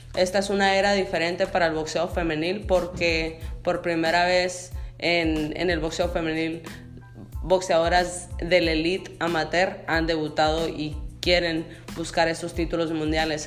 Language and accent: Spanish; Sonora, Mexico; now in United States; yo soy nacida en México, vivo en Estados Unidos